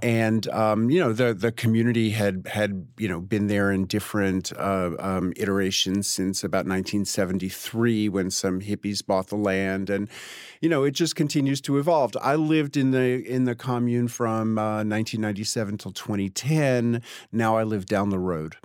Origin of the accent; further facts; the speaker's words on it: New York, United States; now in Tennessee, United States; grew up on the Upper West Side